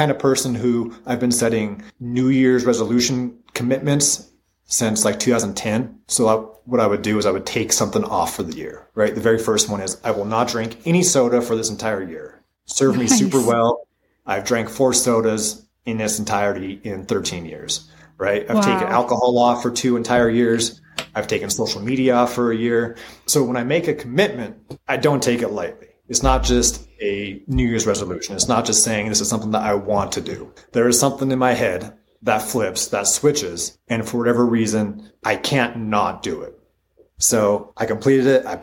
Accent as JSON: {"language": "English", "town": "Butte", "region": "Montana", "country": "United States", "lives_now": "Helena, United States", "said": "And I live in Helena. I'm from Butte."}